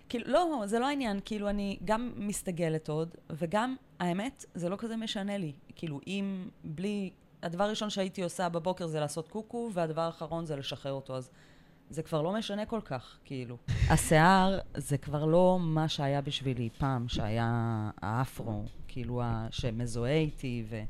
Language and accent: Hebrew; Tel Aviv, Tel Aviv District, Israel; אני תל אביבית בורן אנד רייז. גדלתי בצפון תל אביב